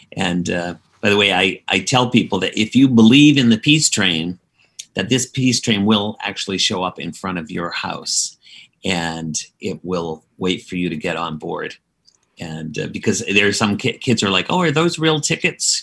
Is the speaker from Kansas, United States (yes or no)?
no; Dedham, Massachusetts, United States; my hometown of Dedham, Massachusetts